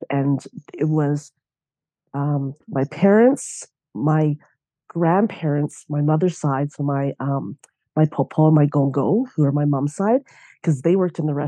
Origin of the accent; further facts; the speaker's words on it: Lacombe, Alberta, Canada; also born or lived in Banff, Alberta / Red Deer, Alberta; I grew up in Lacombe, Alberta. So I was born in Banff.